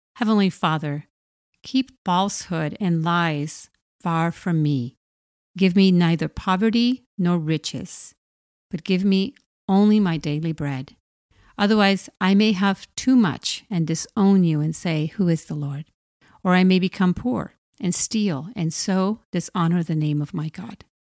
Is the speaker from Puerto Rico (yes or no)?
yes; Puerto Rico; I grew up in poverty in Puerto Rico